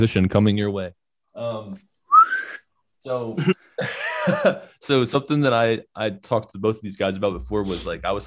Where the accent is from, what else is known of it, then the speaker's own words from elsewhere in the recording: Bridgeport, United States; also born or lived in Louisiana; I grew up in Bridgeport when I moved back from Louisiana